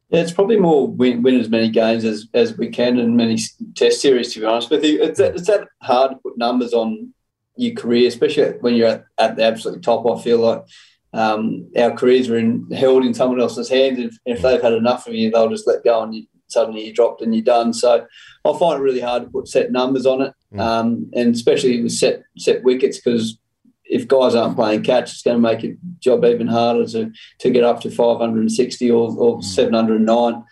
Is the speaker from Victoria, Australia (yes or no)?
no; Young, New South Wales, Australia; when I was fifteen, um, I was uh, obviously living out in Young with mum and dad and my brother